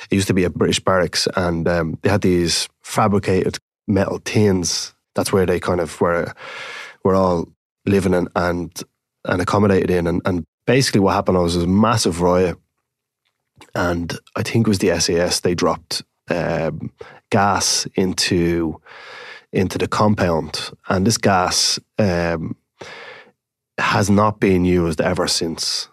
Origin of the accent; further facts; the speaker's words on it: Dublin, Leinster, Ireland; When I grew up in Ballymun, it was a, a community full of energy.